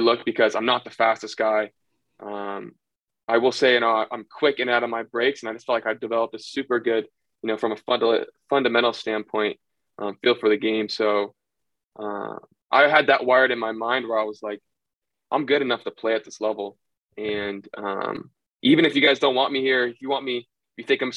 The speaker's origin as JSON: {"language": "English", "area": "outside Sacramento", "region": "Northern California", "country": "United States", "tie": "born or raised there", "said": "I was still originally from Northern California. So I grew up right outside of Sacramento"}